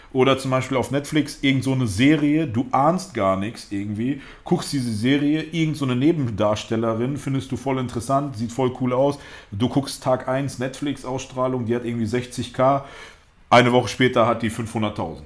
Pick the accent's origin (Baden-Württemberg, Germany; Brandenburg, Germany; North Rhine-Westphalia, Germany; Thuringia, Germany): North Rhine-Westphalia, Germany; Detmold; also born or lived in Russia / Gelsenkirchen / Lage; ursprünglich bin ich gar nicht in Deutschland geboren, sondern ich bin in Russland geboren. Äh, meine Eltern sind dann 1990, da war ich knapp drei Jahre alt, nach Deutschland gekommen. Und über Gelsenkirchen sind wir dann erstmal nach Detmold gekommen. In Detmold habe ich dann, war ich bis in die fünfte Klasse. Und von dort aus sind meine Eltern dann nach Lage gezogen